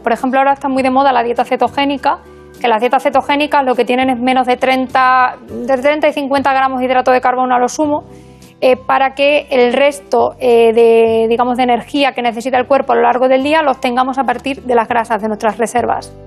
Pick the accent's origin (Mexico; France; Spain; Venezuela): Spain; Burgos, Castile and León; moved away as an adult; also born or lived in Extremadura / Badajoz; now in A Coruña, Spain; me crié en Burgos. Eh, pero soy extremeña de, nacimiento